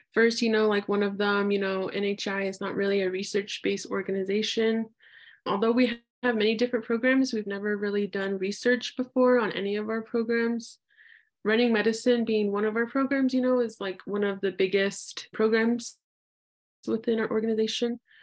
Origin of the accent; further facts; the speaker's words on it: Albuquerque, New Mexico, United States; born and raised in Albuquerque, New Mexico